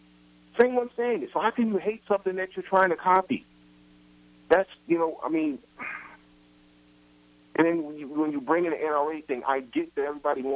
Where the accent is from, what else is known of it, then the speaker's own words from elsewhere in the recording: New York City, New York, United States; I grew up in Brooklyn in the projects